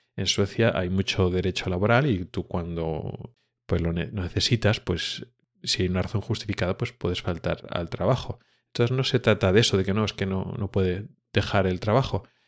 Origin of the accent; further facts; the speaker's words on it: Spain; now in Sweden; como pues español